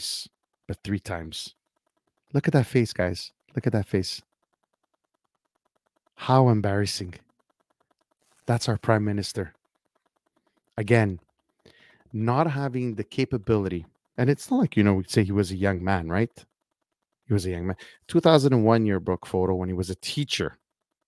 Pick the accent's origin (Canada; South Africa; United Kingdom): Canada; our Canadian politics and politicians